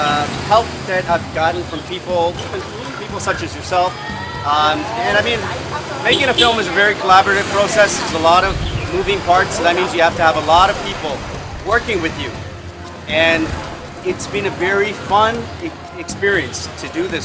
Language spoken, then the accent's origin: English; Ho Chi Minh City, Vietnam; here we are in my hometown